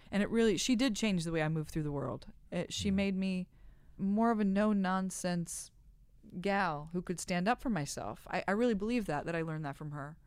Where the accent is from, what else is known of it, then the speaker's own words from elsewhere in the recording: Midwest, United States; I'm from the Midwest